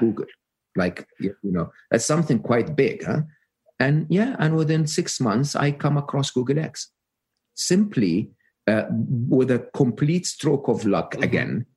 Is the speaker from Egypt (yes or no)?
yes; Egypt; moved away; I'm Egyptian, uh, born and raised in Egypt.